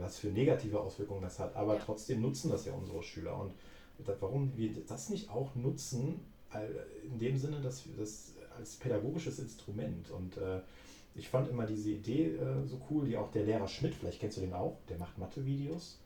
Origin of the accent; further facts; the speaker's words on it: Cologne, North Rhine-Westphalia, Germany; now in Sauerland, Germany; ich komme ja aus Köln